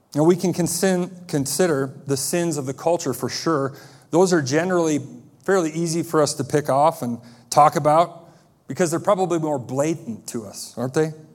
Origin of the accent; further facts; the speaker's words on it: United States; As American Christians